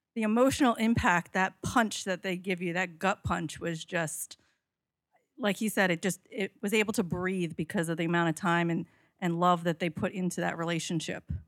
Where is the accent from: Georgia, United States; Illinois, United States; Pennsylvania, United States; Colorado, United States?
Pennsylvania, United States; Delaware County area; being from around here